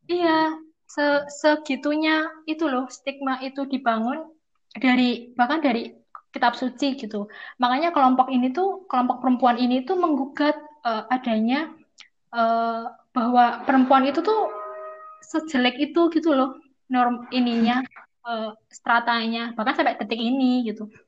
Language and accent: Indonesian; Java, Indonesia; tapi ya mungkin karena kita orang Jawa jadi kita tuh nggak nggak yang neko-neko akan melawan apalah apa gitu